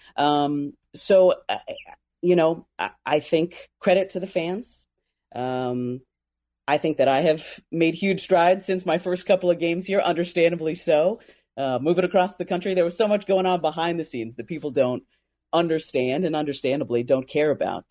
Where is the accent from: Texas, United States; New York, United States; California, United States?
California, United States; Fresno; moved away; I grew up in Central California, so Fresno, Clovis area